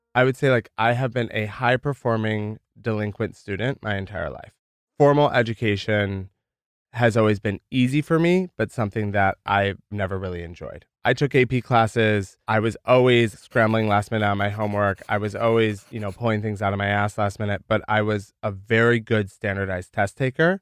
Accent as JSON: {"language": "English", "region": "rural Michigan", "country": "United States", "tie": "born or raised there", "moved": "yes", "said": "Grew up in rural Michigan"}